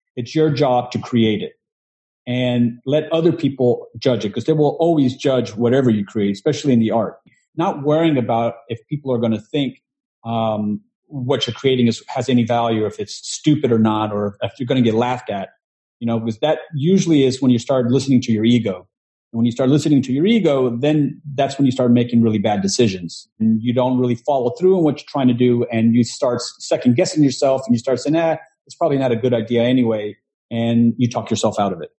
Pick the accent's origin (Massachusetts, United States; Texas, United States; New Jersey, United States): Texas, United States; Houston; now in New York, United States; I'm originally from Texas, from Houston, um, but I came to New York um, trying to pursue the dream